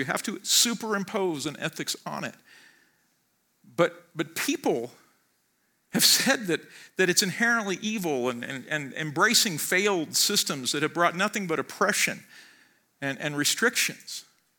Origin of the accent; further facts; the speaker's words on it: United States; We are Christians. We are first and foremost citizens of heaven. And I will talk about that. But many of us, or most of us, are also Americans.